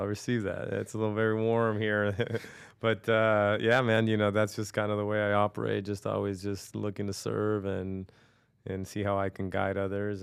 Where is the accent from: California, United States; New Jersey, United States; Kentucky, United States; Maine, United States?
California, United States; Norwalk; also born or lived in New York; I grew up in Norwalk